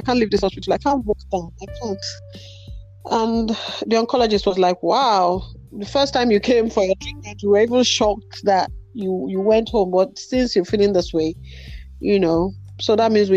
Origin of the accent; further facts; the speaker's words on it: Nigeria; moved away; I grew up in Nigeria where beating is a norm